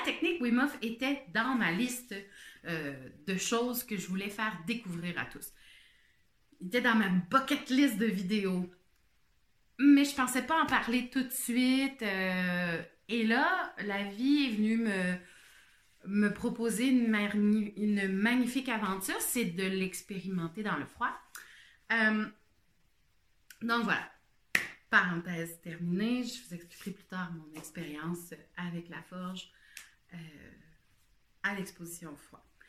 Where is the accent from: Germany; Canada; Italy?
Canada; Quebec; je suis une Québécoise